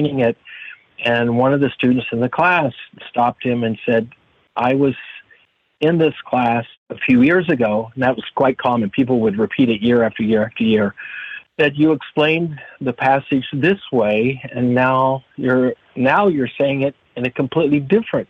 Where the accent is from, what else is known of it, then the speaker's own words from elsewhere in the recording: Oklahoma, United States; I grew up in Oklahoma